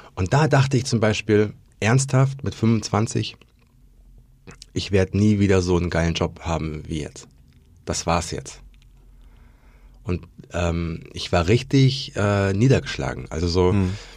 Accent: Berlin, Germany; ich komme aus Berlin.

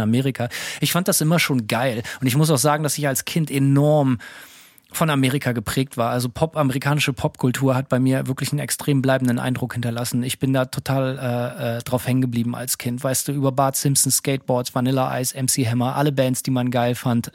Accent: Bremen, Germany; moved away as an adult; now in United States; Ich bin in Bremen aufgewachsen

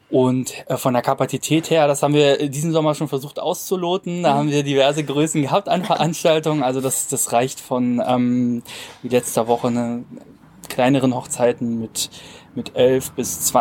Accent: Cottbus, Brandenburg, Germany; born there; 28 Jahre alt, komme aus der Region. Ich bin gebürtiger Cottbusser

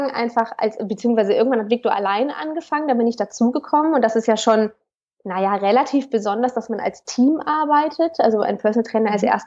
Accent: Cologne, North Rhine-Westphalia, Germany; ich komme aus Köln.

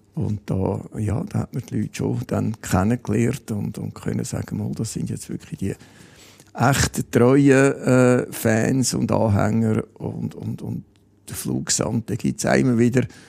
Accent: Kloten, Zurich, Switzerland; in meiner Wohnstadt oder in meiner Heimatstadt Kloten

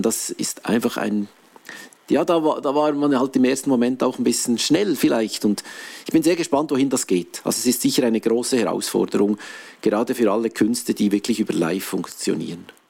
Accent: Switzerland; normalerweise ist man als Schweizer gewohnt, dass die Krisen an einem vorbeigehen

